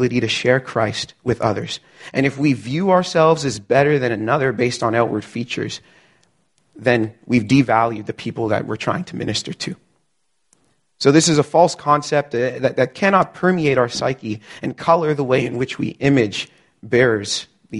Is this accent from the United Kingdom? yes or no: no; Canada; I'm Canadian. All four of my grandparents immigrated from Barbados in the 60s.